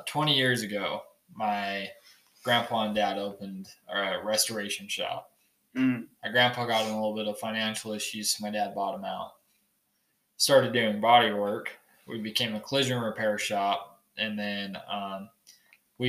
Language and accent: English; Clearfield, Utah, United States; I'm from Clearfield, Utah. So just about an hour south of here. Kind of a little bit more suburb area than rural. Mm-hmm. It's a kind of a shithole. I hate it in there. But yeah, I spent all 17 years of my life down there.